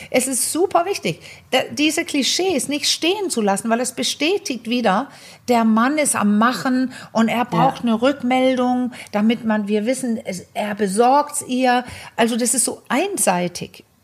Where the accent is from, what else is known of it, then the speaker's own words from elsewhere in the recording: Denmark; German is a second language; aber ich kannte die als Dänin, dass es so Filme gibt.